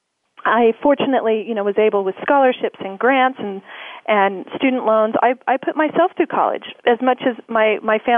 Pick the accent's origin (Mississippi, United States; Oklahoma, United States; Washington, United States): Oklahoma, United States; I grew up in Oklahoma. I'm an Oklahoma girl